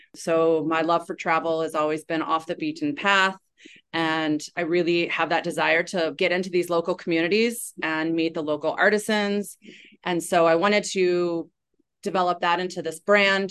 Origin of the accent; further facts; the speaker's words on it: East Coast, United States; now in Waikiki, United States; I grew up on the East Coast